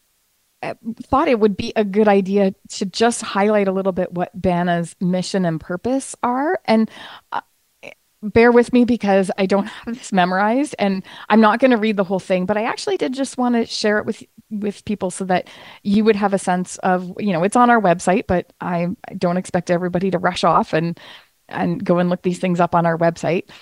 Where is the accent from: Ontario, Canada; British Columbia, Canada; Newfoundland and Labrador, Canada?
Ontario, Canada; Ottawa; I am from Ottawa, Ontario, Canada